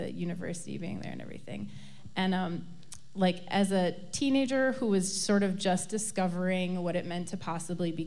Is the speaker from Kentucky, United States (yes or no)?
no; Middleton, Wisconsin, United States; I grew up in Middleton, which is a kind of a she-she suburb of Madison